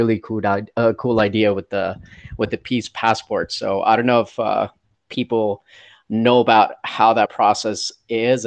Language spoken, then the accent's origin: English; India; now in United States; I grew up in India